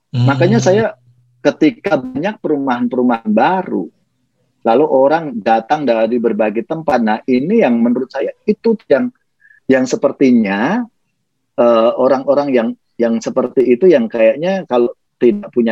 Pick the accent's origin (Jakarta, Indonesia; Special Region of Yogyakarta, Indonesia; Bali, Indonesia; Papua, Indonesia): Special Region of Yogyakarta, Indonesia; saya ini kan dari paling tidak dari kampung saya saya orang hmm. Jogja